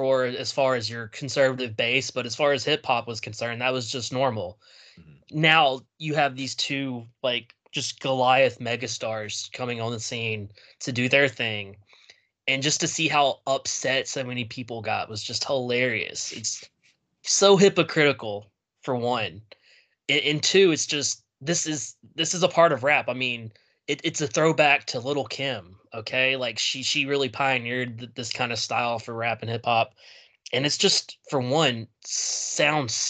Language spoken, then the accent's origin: English; the South, United States; I grew up in the South.